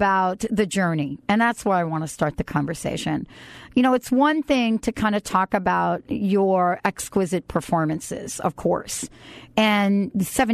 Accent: New York City, New York, United States; I grew up in New York City

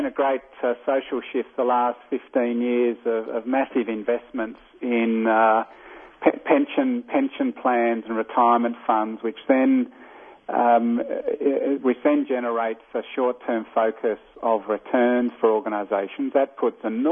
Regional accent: Australia; accent: Australian; from my accent I'm not American. I'm Australian

